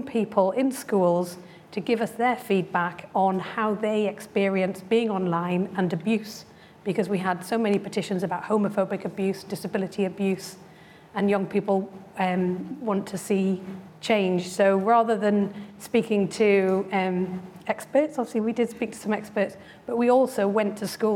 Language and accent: English; Newcastle upon Tyne, North East England, United Kingdom; I remember growing up in Newcastle